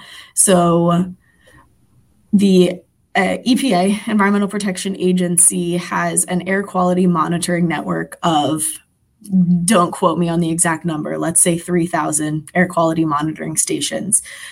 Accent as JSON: {"language": "English", "town": "Philadelphia", "region": "Pennsylvania", "country": "United States", "said": "I'm from Philadelphia, so all my anecdotes are going to relate to that city."}